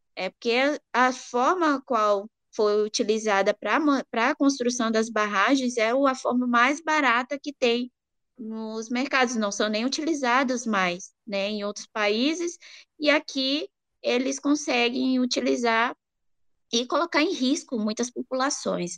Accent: Pará, Brazil; Eu venho do Pará, é, eu sou de uma região é, que passa por uma dinâmica, né, extensiva de extração mineral, que tem a sede da Vale

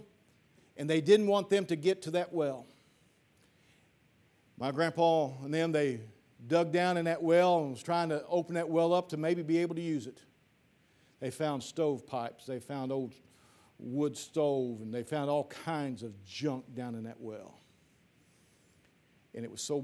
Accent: Piedmont, Missouri, United States; my hometown, Piedmont

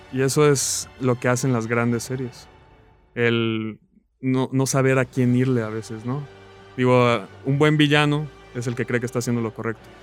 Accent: Morelia, Michoacán, Mexico; also born or lived in La Paz, Baja California Sur; Nací en La Paz, Baja California Sur, he vivido toda mi vida en Morelia

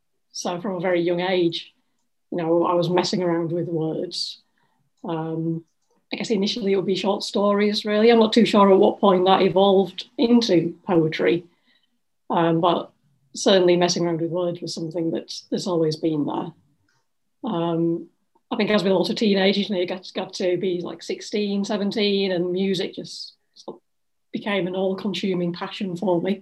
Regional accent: Ossett, Yorkshire and the Humber, United Kingdom; now in Leeds, United Kingdom; I'm originally from Ossett, which is a small town in West Yorkshire, and I've moved all of, 20 miles to Leeds

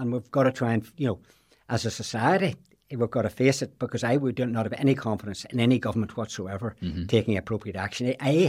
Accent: Belfast, Northern Ireland, United Kingdom; Maybe it's the old boy from Belfast scenario comes

